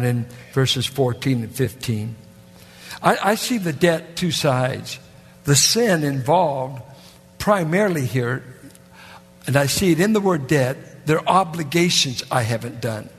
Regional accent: Richmond, California, United States; born or raised there

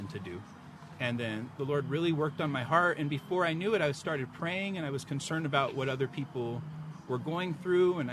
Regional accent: San Diego, California, United States; born and raised in San Diego.

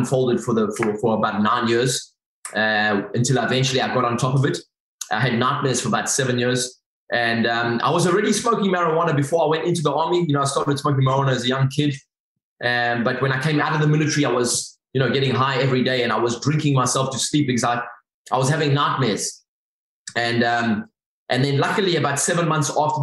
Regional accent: Durban, KwaZulu-Natal, South Africa; accent: South African; I grew up in Durban on the east coast of South Africa

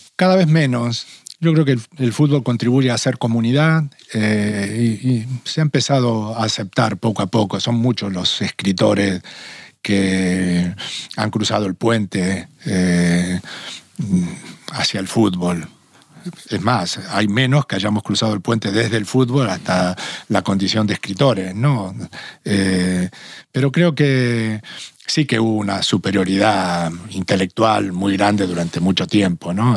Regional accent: small town near Rosario, Santa Fe, Argentina; moved away as an adult; also born or lived in Tenerife / Madrid; now in Spain; yo nací en un pueblo relativamente pequeño, cerca de Rosario

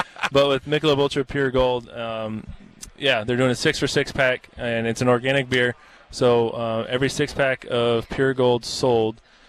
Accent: Kansas, United States; moved away; also born or lived in Wisconsin; with me growing up in Kansas on a farm and even spending 10 years in Wisconsin

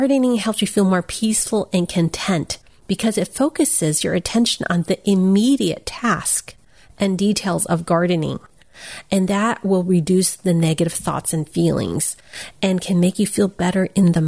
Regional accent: United States; I'm Chinese American

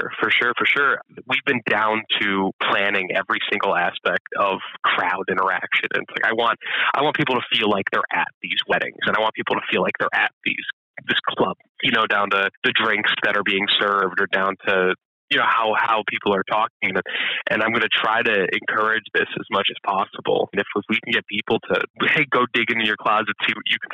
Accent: Scranton, Pennsylvania, United States; I am. I'm from Scranton. Yeah, and I just came back a little over a year ago at this point.

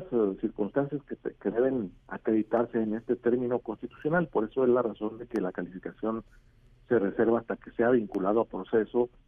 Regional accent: Oaxaca, Mexico; yo soy de Oaxaca y me da, me

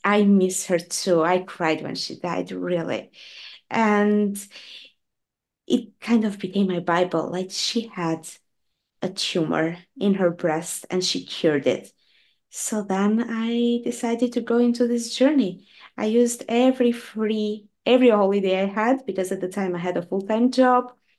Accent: Albania; now in Norway; I was born in Albania and I moved to, to Norway many years ago

